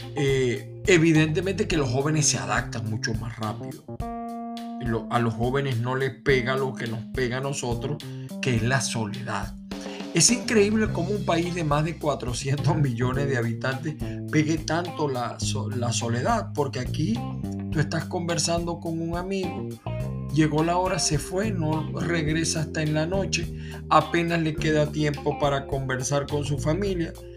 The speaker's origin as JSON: {"language": "Spanish", "country": "Venezuela", "moved": "as an adult", "lives_now": "United States", "said": "soy de Venezuela"}